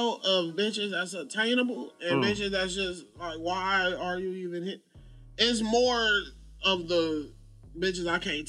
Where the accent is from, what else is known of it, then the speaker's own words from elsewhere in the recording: Los Angeles, California, United States; I was born at, where the fuck? Cedars, no, not Cedars. USC, so LA.